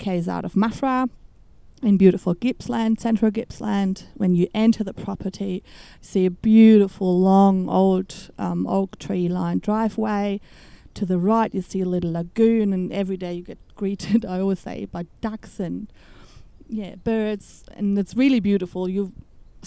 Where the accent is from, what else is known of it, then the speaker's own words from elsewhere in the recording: Germany; English is a second language; moved away as an adult; also born or lived in Melbourne, Australia; now in Australia; I'm from Germany, as you might be able to hear, and I came over in 2008 to Melbourne